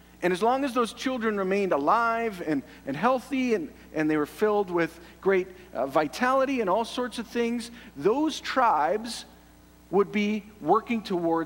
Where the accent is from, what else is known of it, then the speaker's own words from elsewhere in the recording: Canada; I love being Canadian